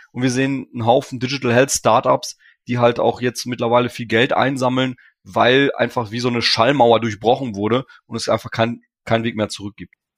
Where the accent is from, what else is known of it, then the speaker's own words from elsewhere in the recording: Ruhr area, North Rhine-Westphalia, Germany; Ich komme aus dem Ruhrgebiet, habe hier studiert